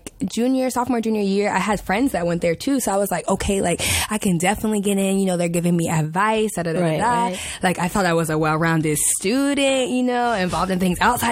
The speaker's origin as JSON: {"language": "English", "region": "Maryland", "country": "United States", "tie": "born or raised there", "moved": "as an adult", "said": "I'm from the DMV, so I'm from Maryland"}